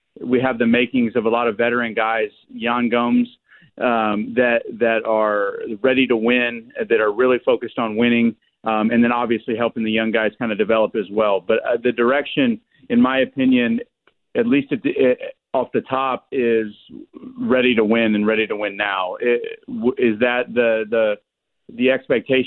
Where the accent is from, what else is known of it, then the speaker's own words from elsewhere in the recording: Indianapolis, Indiana, United States; I'm from Indianapolis. I lived there. I was born and raised there.